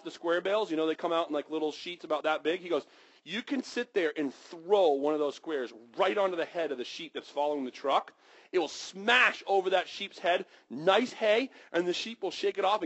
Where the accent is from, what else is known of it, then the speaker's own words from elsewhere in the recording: Western Maine, United States; I grew up in Western Maine